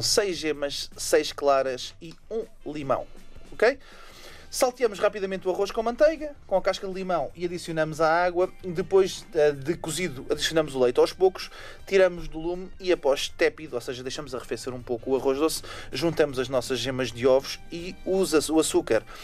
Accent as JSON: {"language": "Portuguese", "country": "Portugal", "said": "Nós, como portugueses e europeus"}